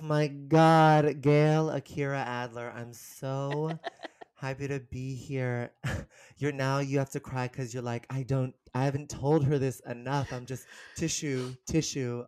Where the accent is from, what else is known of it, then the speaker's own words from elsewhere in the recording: San Rafael, California, United States; moved away as an adult; also born or lived in New York; I'm originally from San Francisco, um, the Bay Area, kind of a suburb outside of San Francisco called San Rafael. And I grew up there.